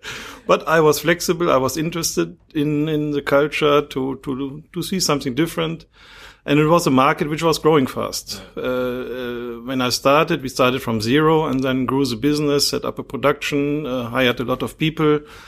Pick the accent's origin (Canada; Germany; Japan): Germany; English is a second language; moved away as an adult; also born or lived in United States / Moscow, Russia; now in Dubai, United Arab Emirates; I'm very international background. I grew up in Germany, but then went to United States to study.